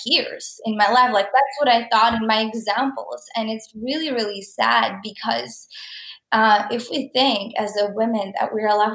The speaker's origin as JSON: {"language": "English", "country": "Czechia", "tie": "born or raised there", "moved": "as an adult", "lives_now": "Canada", "said": "I am from Czech Republic, and I lived there my whole life. I came to Canada when I was 19."}